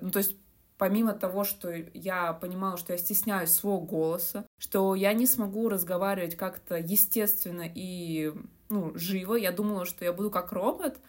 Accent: Moscow, Russia; also born or lived in Saint Petersburg, Russia; Я родилась в Москве и большую часть жизни прожила в этом городе

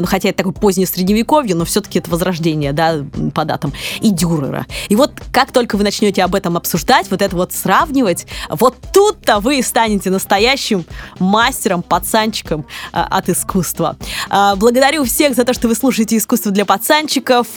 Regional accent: Kirov, Kirov Oblast, Russia; moved away; в моем родном городе Вятке, а я буду называть Вятка, а не Киров

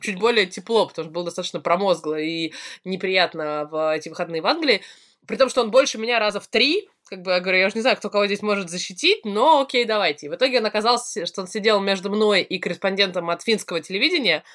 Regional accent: Russia; я из России

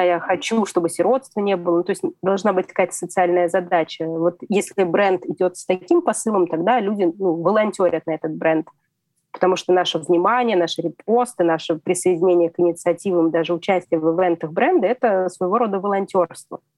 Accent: Kemerovo, Kemerovo Oblast, Russia; moved away as an adult; Я только уехала от родителей из Кемерово, э, я жила далеко от дома

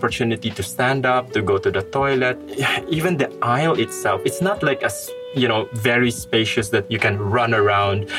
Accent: Philippines; moved away as an adult; now in Russia; I am not from Malaysia. I'm going back to the Philippines.

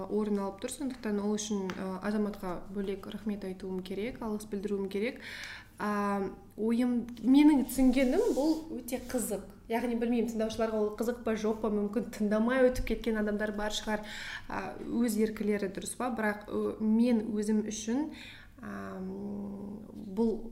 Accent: Pavlodar, Pavlodar Region, Kazakhstan; өзім павлодардың тумасымын яғни солтүстіктен менің қазақшамды ә, маған жақын таныстарым айтады сенің қазақшаңды түсінбейміз дейді өйткені сенің қазақшаң тым таза тым әдеби ешқандай диалект сөздер жоқ

